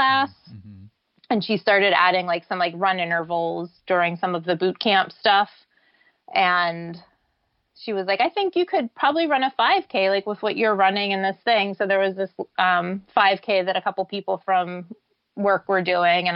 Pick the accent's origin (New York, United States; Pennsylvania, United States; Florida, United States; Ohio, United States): Pennsylvania, United States; Pittsburgh; Pittsburgh, which is my hometown